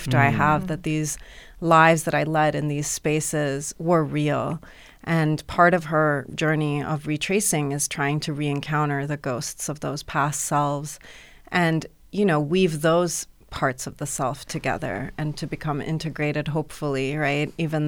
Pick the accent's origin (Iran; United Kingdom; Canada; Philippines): Iran; also born or lived in United Arab Emirates / Europe / United States; I grew up in Iran and the Emirates, Europe and the States.